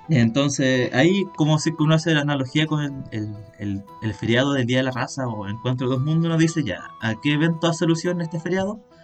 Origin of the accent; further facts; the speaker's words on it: Chile; como chileno que nació en el noventa y uno